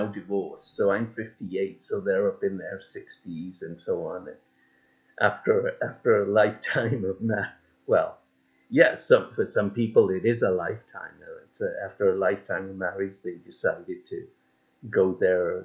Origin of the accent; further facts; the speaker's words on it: England, United Kingdom; I was born in England